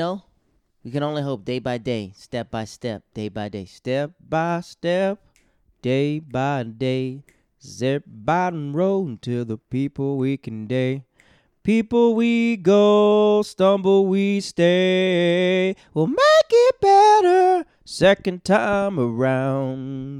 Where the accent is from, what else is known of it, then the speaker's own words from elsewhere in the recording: Montgomery, Virginia, United States; I'm from Montgomery, Virginia.